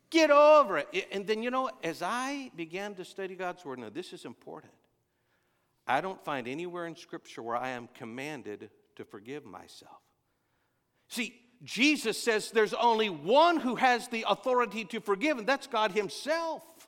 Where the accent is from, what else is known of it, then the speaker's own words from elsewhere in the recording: Texas, United States; I'm from Texas